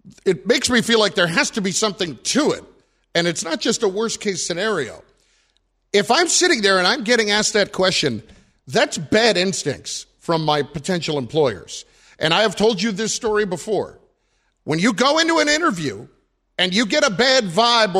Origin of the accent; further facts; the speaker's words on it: New Jersey, United States; I'm from New Jersey